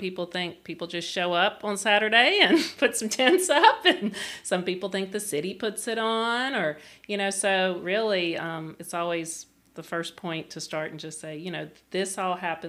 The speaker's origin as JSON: {"language": "English", "town": "Mobile", "region": "Alabama", "country": "United States", "moved": "yes", "lives_now": "Baton Rouge, United States", "said": "I'm from Mobile, Alabama."}